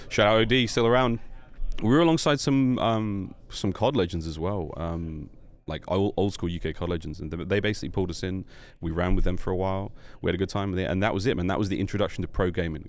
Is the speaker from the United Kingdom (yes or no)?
yes; London, United Kingdom; also born or lived in Australia; now in United States; I grew up in London